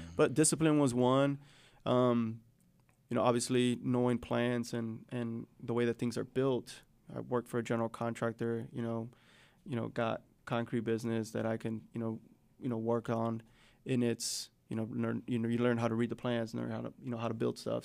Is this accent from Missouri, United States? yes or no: no; Chicago, Illinois, United States; now in Northwest Arkansas, United States; I grew up on the South Side